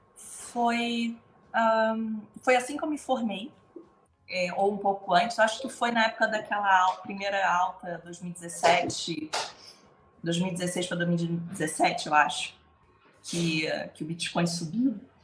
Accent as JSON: {"language": "Portuguese", "country": "Brazil", "moved": "as an adult", "lives_now": "Portugal", "said": "por ser brasileira"}